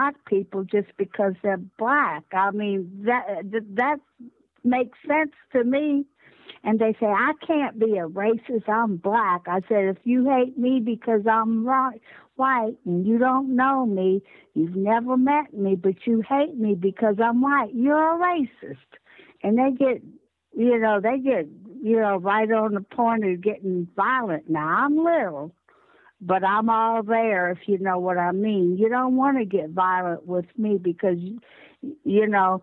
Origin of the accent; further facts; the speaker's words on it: Virginia, United States; I'm from Virginia